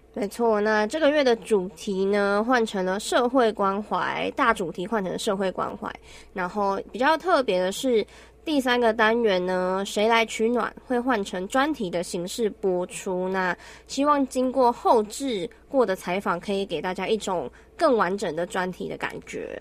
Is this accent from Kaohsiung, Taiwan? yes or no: no; Yilan County, Taiwan; 我是宜兰人